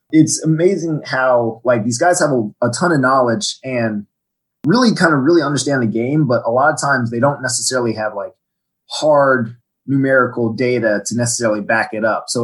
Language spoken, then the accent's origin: English; Virginia, United States; also born or lived in Washington D.C.; I'm from uh, Washington D.C. originally. I grew up on the Virginia side in Fairfax County. I moved around a lot as a kid. I was an army brat, but that's that's where I spent most of my schooling years.